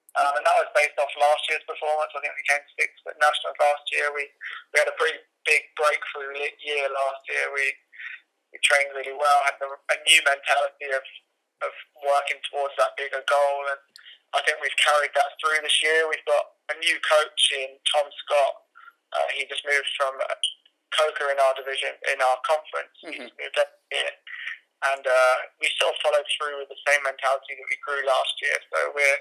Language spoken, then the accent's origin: English; down south by London, South East England, United Kingdom; moved away as an adult; now in North Carolina, United States; I'm from the UK